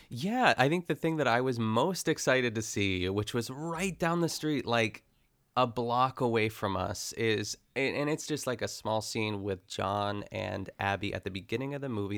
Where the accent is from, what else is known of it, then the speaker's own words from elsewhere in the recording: North Huntington, Pennsylvania, United States; I grew up in North Huntington